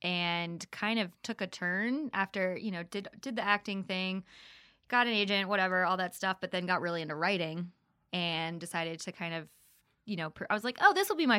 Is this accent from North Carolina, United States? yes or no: yes; North Carolina, United States; also born or lived in Virginia / Maryland; We are from North Carolina-ish by way of Virginia, by way of Maryland.